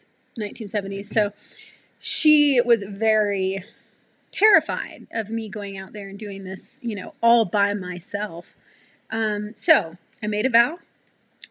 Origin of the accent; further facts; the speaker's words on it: Alabama, United States; also born or lived in Florida; I grew up in Alabama, the Deep South, and I grew up in the middle of the woods.